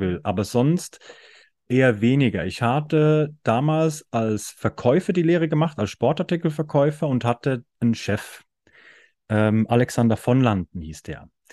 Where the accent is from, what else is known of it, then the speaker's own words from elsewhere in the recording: Switzerland; ich komme aus der Schweiz